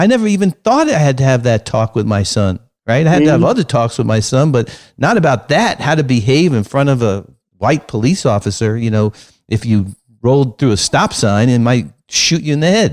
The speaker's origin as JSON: {"language": "English", "town": "New York City", "region": "New York", "country": "United States", "tie": "born or raised there", "said": "I grew up in Brooklyn, very integrated neighborhood"}